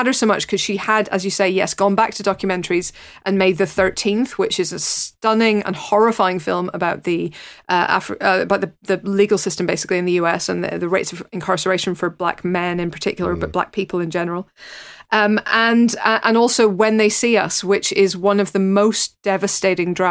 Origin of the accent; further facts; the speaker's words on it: Northern Ireland, United Kingdom; my particular background as a Northern Irish Catholic